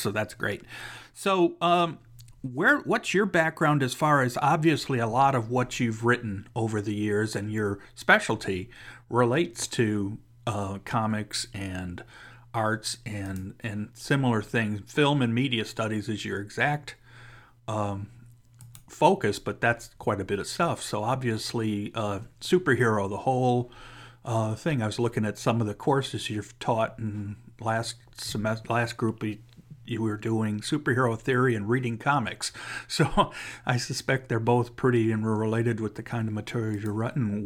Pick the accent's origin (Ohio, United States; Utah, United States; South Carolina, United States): Ohio, United States; Cleveland; moved away; I'm actually from Cleveland, so I was living in Cleveland still at the time